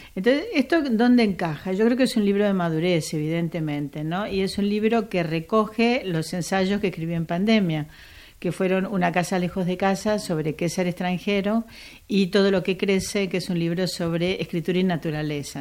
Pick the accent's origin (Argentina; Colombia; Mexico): Argentina; accent: Argentine; moved away as an adult; now in Spain; yo hablo argentino, como habrás notado, aunque escribo en castellano peninsular